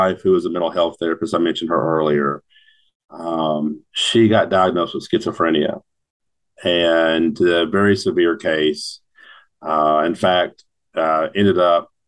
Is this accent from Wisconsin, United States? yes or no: no; Union City, Tennessee, United States; also born or lived in Walnut Ridge, Arkansas; I was born and raised in Union City, graduated in 2006 from Union City High School